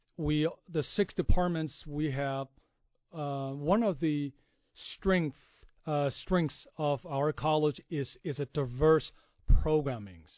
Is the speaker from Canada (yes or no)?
no; China; moved away as an adult; also born or lived in Kansas, United States; now in United States; grew up in China um, and basically spent 29 years of my life